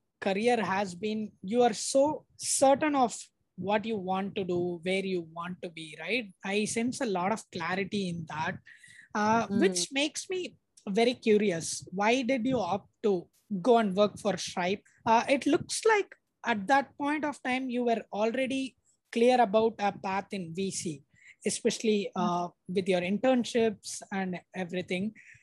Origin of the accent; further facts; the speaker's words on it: Srirangam, Tamil Nadu, India; I grew up in this small town called Srirangam